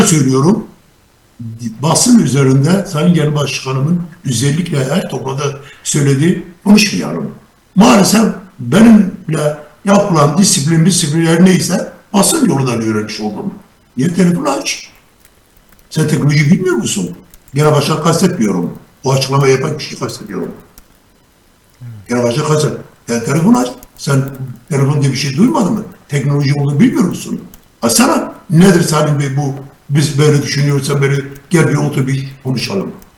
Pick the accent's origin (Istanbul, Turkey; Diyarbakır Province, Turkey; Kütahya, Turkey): Diyarbakır Province, Turkey; Diyarbakır; Diyarbakırlıyım, Kürdüm.